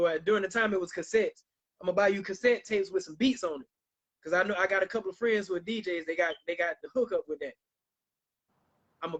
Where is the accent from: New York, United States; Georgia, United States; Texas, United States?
Georgia, United States; Millen; that's my hometown. Shout out to Millen, Georgia.